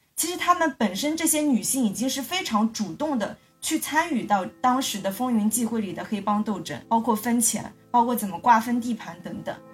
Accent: China; 香港电影对我们大陆人

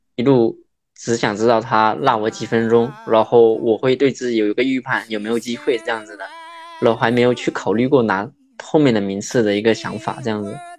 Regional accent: Fujian, China; 我是福建人

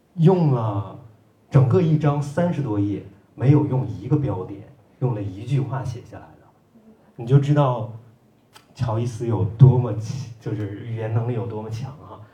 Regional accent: China; moved away as an adult; also born or lived in Ireland; 我作为一个中国人，我在爱尔兰

